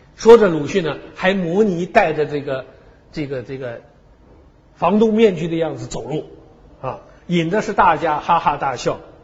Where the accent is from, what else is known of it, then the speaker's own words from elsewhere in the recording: China; 我们中国人的个性